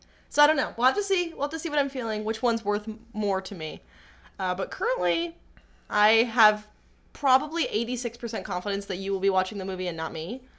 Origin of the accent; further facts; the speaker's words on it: Washington, United States; Which is, if you don't know, we are both from Washington. So, obviously, I love the Seahawks.